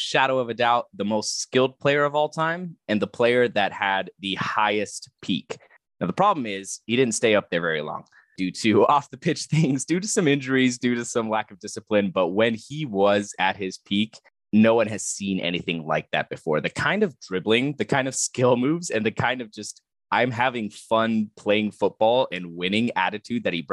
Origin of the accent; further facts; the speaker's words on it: Germany; Growing up in Germany